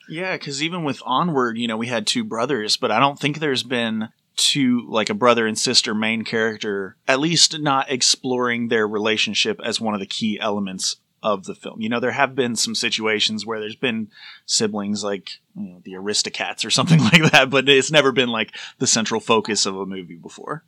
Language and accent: English; Tennessee, United States; we're from Tennessee, like, it's a similar accent